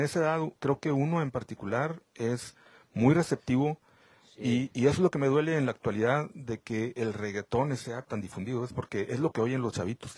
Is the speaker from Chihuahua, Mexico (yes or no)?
yes; Camargo, Chihuahua, Mexico; now in Monterrey, Mexico; yo soy originario de Camargo, Chihuahua, donde pues desde muy pequeño, desde niño, estuve en contacto con las cuestiones periodísticas